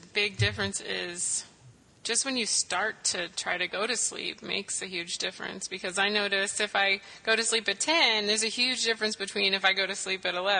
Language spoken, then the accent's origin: English; Tennessee, United States; moved away; We're both actually from Tennessee, so we're very familiar with that.